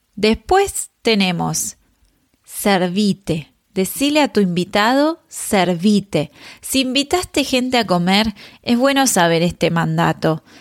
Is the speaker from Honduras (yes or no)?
no; Argentina; en Argentina usamos vos